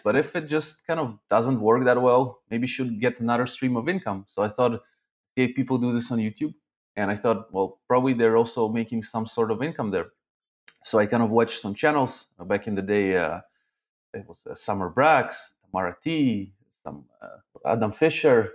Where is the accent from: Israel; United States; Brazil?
Israel; Arad, Southern District; also born or lived in Zaporizhzhia, Ukraine; then I moved to Israel to a town town called Arad.